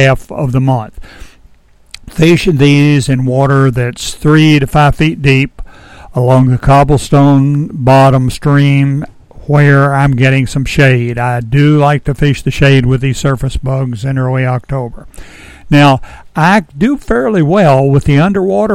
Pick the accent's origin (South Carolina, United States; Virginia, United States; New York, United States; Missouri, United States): Virginia, United States; Edinburg; When I was a kid growing up in Edinburgh in the 50s